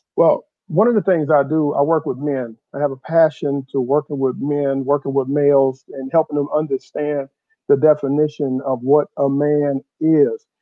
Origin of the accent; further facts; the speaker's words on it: Houston, Texas, United States; I'm from, uh, uh, Southwest Houston by Sugarland, uh, Richmond.